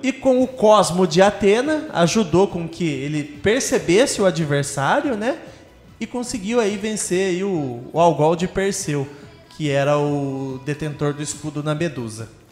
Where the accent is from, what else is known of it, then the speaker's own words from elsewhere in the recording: Brazil; nosso ponto de vistas como brasileiros